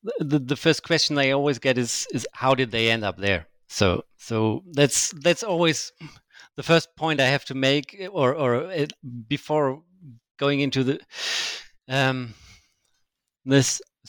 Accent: Germany; English is a second language; I mean, I know some German history as I'm from Germany.

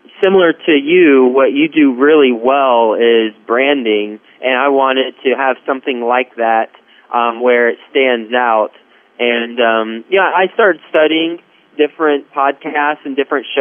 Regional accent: Texas, United States; moved away as an adult; also born or lived in Cincinnati; now in New York City, United States; So I'm from Texas, live in New York City

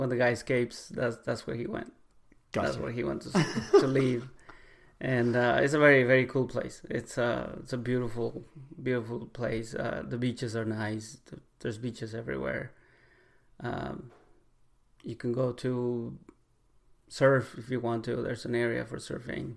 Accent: Mexico City, Mexico; English is a second language; moved away as an adult; also born or lived in Ixtapa, Mexico; now in United States; I was born in Mexico City. I lived there pretty much until I was like 19

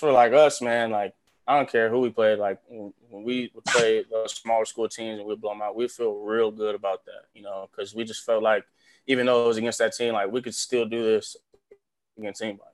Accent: Los Angeles, California, United States; moved away as an adult; now in Nebraska, United States; growing up in Los Angeles like my whole life

